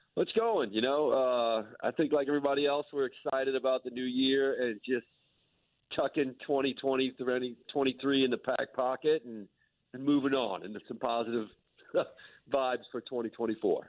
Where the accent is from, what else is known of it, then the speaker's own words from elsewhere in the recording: New Orleans, Louisiana, United States; I'm born and raised in New Orleans